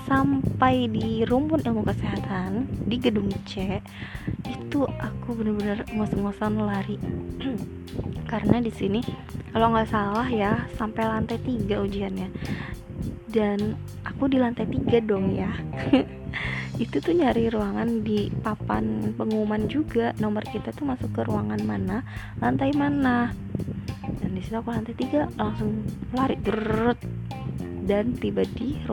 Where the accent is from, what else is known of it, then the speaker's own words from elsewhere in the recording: Tangerang, Banten, Indonesia; btw aku dari Tangerang itu kalian tahu dong perjalanannya naik KRL pun